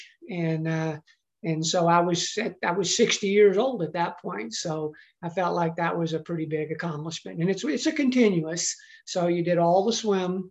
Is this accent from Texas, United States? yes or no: yes; Texas, United States; growing up in Texas, which is where I did grow up